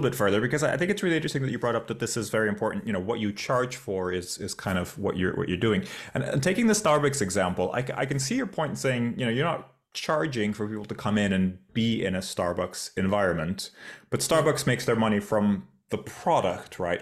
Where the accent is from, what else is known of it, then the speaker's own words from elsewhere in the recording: Portugal; moved away; Portugal, my, my home country.